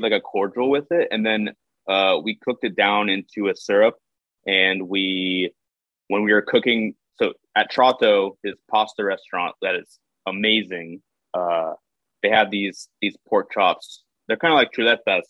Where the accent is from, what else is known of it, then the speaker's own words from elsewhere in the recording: Houston, Texas, United States; moved away as an adult; also born or lived in California / San Francisco; Houston is my home. I spent a lot of time out of Houston